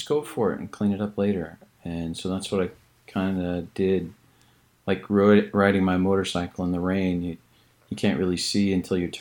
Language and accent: English; Colorado, United States; growing up in Colorado and riding horses